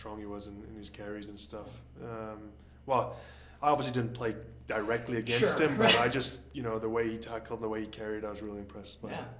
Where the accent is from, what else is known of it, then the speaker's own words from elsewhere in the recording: South Africa; moved away as an adult; now in Los Angeles, United States; I grew up in South Africa, started playing rugby when I was like 4 or 5 years old.